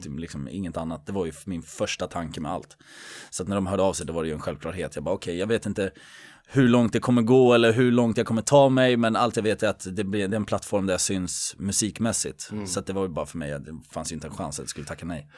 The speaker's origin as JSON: {"language": "Swedish", "town": "Södertälje", "region": "Stockholm County", "country": "Sweden", "tie": "born or raised there", "said": "jag är uppväxt i, i Ronna"}